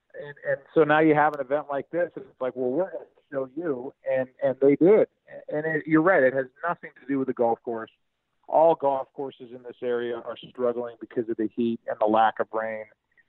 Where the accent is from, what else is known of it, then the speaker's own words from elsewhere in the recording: St. Louis, Missouri, United States; I was proud of my hometown. I thought it was a good week for St. Louis.